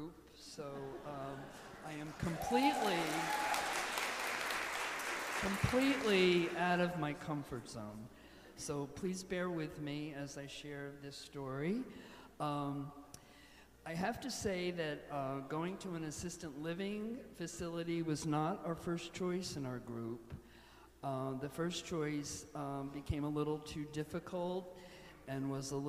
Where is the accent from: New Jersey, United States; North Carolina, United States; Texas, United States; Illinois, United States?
New Jersey, United States; Toms River; having been born and raised in Toms River, I grew up with this church in the center of the town